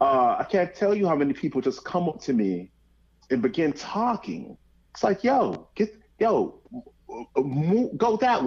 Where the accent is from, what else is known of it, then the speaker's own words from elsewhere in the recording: Georgia, United States; because I'm clearly biased, given that I'm from Georgia.